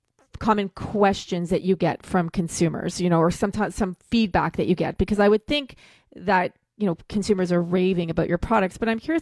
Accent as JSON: {"language": "English", "country": "Canada", "said": "being Canadian"}